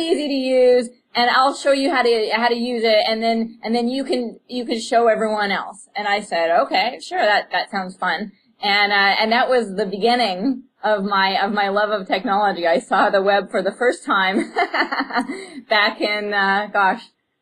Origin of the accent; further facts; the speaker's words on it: Canada; I'm Canadian, and I was going to the University of British Columbia